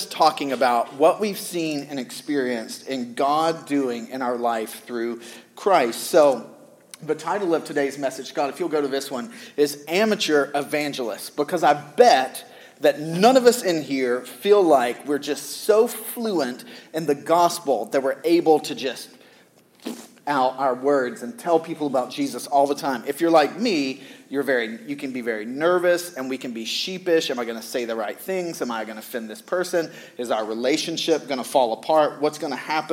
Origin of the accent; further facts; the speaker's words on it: the South, United States; I grew up in the South